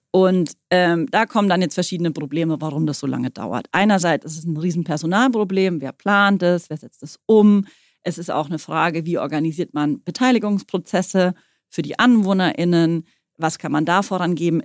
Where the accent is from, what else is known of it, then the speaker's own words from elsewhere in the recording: Bavaria, Germany; now in Berlin, Germany; bei mir auf dem Dorf, wo ich herkomme